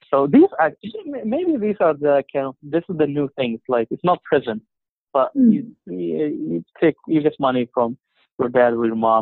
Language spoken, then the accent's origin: English; Egypt; moved away as an adult; now in United States; growing up in Egypt